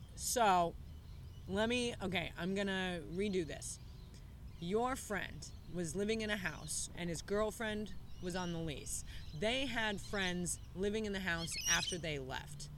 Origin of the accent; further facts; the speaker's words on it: United States; now in Australia; I'm American